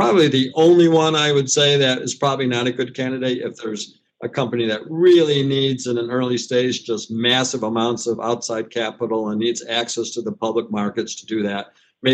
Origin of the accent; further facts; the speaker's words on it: United States; as an American